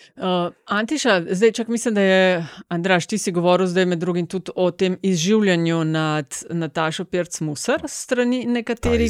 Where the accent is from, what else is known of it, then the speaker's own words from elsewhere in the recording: Kočevje, Slovenia; prihajam iz Kočevja